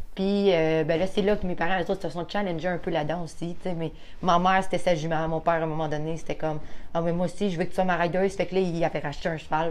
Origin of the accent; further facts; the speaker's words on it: Roberval, Quebec, Canada; moved away as an adult; now in Donnacona, Canada; Moi, je viens de Robertval. OK. Dans le fond, j'étais là comme 25 ans de ma vie